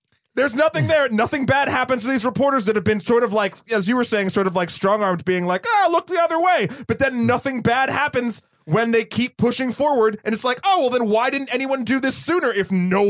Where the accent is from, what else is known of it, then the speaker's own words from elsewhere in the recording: New Hampshire, United States; also born or lived in Massachusetts; I'm from New Hampshire and I went to school in Massachusetts, right outside of Boston.